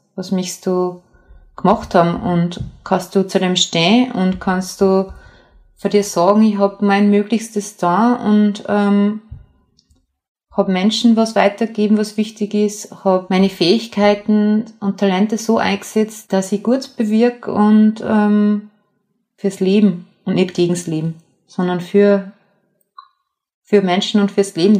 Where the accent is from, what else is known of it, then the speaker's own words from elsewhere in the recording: Mühlviertel, Upper Austria, Austria; moved away as an adult; now in Vienna, Austria; Ich bin äh, im Müllviertel aufgewachsen und wohne aber schon seit äh, 14, 15 Jahren äh, in Wien